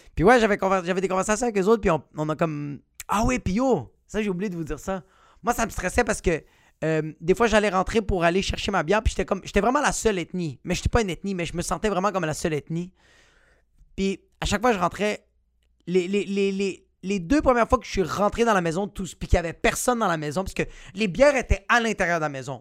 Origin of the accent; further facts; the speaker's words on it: Quebec, Canada; t'es un québécois comme moi